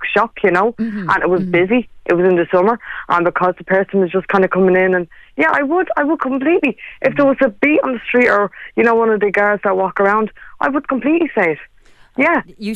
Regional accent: Ireland

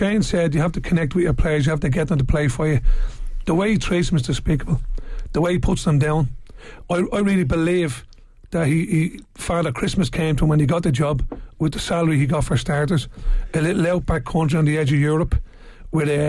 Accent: Ireland; for me as an Irishman who loves Irish football

